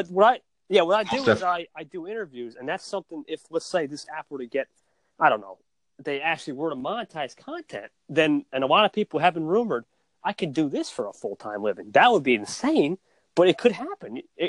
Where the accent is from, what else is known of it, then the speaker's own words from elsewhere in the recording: New Jersey, United States; NJ, New Jersey.